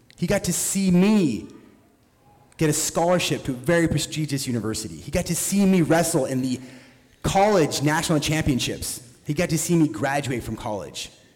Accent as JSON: {"language": "English", "region": "Oregon", "country": "United States", "tie": "born or raised there", "said": "growing up in Oregon"}